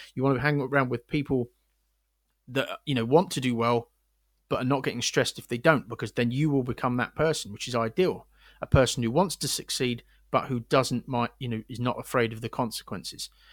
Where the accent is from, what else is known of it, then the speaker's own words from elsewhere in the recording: Windsor, South East England, United Kingdom; moved away; I'm from Windsor originally, where there's two barracks.